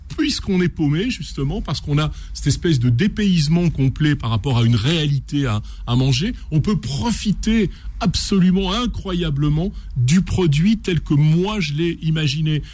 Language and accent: French; Renaison, Auvergne-Rhône-Alpes, France; je suis un enfant, je suis né à Renaison à la campagne